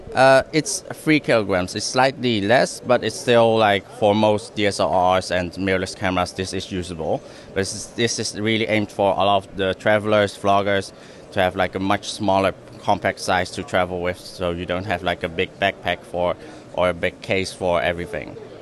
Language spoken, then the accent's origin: English; Netherlands; now in Hong Kong; I'm originally from the Netherlands, and I've moved to Hong Kong